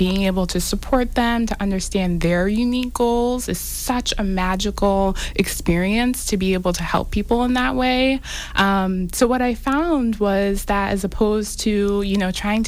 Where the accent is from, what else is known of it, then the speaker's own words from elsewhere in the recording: Everett, Massachusetts, United States; also born or lived in Lynn, Massachusetts; I live in Lynn, and I grew up in Everett, always in the New England area.